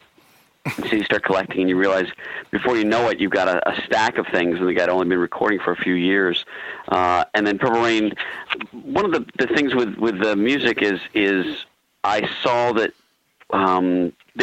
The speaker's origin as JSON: {"language": "English", "town": "Baltimore", "region": "Maryland", "country": "United States", "tie": "born or raised there", "said": "I grew up in Baltimore"}